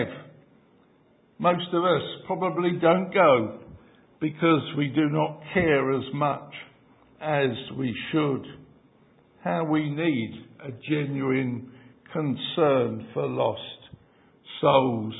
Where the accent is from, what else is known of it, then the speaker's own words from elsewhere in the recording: London, United Kingdom; I grew up in the East End and I spent many years in Aldgate, and the church was in Mile End